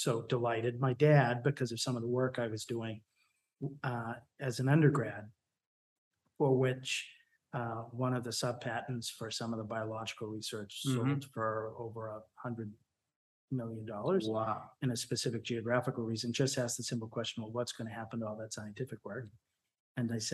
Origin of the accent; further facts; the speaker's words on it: Boston, Massachusetts, United States; I grew up in the Archdiocese of Boston